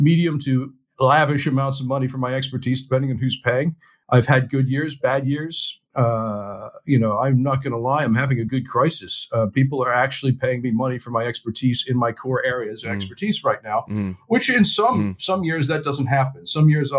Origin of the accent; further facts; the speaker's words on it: United States; now in London, United Kingdom; I'm actually an American, dual citizen now. I live in London